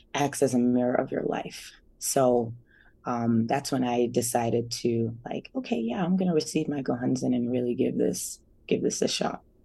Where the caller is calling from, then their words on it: Denver, Colorado, United States; also born or lived in New Jersey; I'm calling from Denver, Colorado, the Mile High City